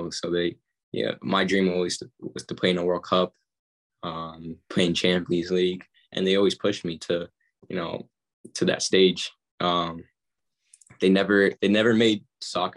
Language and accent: English; United States; moved away; We're all American